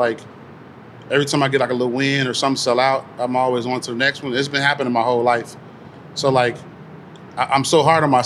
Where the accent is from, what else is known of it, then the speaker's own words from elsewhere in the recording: Chicago, Illinois, United States; West Side, Austin area, it was just, like, we called it L-Town, everywhere I was from